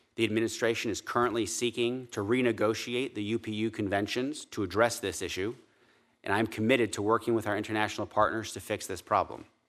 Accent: Summit, New Jersey, United States; growing up in Summit

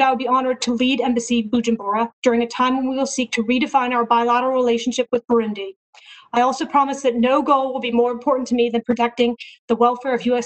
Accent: Georgia, United States; my home state of Georgia

